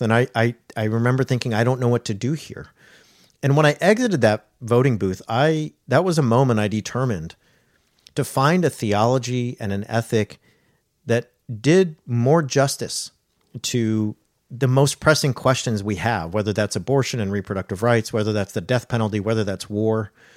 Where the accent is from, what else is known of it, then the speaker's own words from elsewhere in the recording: Orange County, California, United States; I grew up in Orange County, California